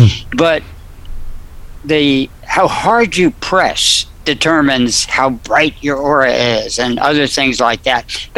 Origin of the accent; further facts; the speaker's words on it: New Jersey, United States; also born or lived in Fairview, New Jersey / Dumont, New Jersey / Upper Saddle River, New Jersey; I was in New Jersey. Let's see, Fairview, maybe one of those. I lived in Dumont, Fairview.